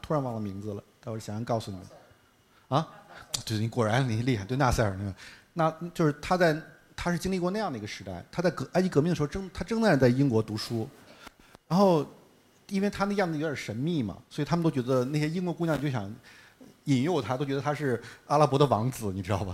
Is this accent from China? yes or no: yes; China; 我们中国人的生活，非常之即兴